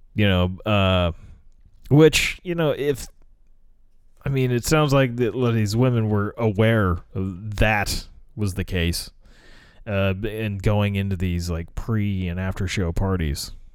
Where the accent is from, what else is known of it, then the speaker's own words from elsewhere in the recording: United States; as an American